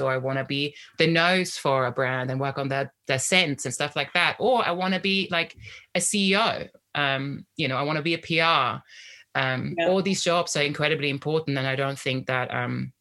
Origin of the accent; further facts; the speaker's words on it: Austria; moved away; I grew up in Austria